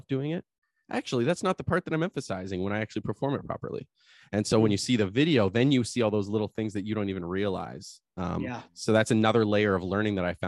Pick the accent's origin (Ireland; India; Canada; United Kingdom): Canada; as Canadian